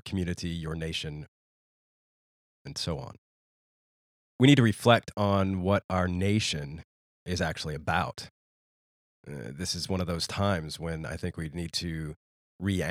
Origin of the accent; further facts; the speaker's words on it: United States; moved away as an adult; a man that has deliberately chosen to live outside of the United States, my home country, for well over a decade